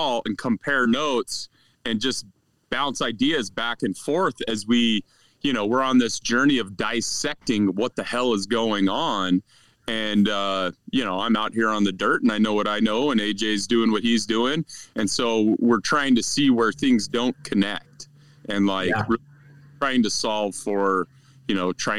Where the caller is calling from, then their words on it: Wyoming, United States; I am sitting on a pile of wood posts on a hill where I have cell reception from north central Wyoming.